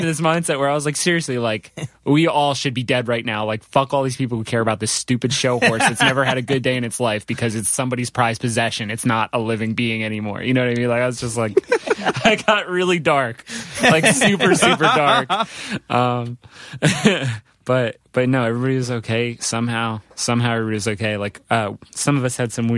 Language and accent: English; New Jersey, United States; born or raised there; also born or lived in Providence, Rhode Island